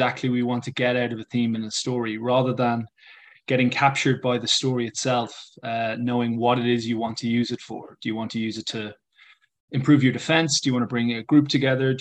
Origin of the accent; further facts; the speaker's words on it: Ireland; an English teacher who's Irish